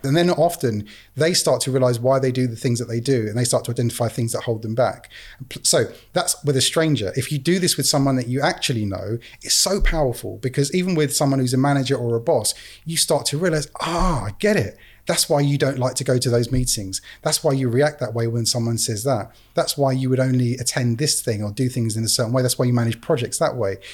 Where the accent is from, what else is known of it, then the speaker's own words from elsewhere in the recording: England, United Kingdom; being an English guy in Canada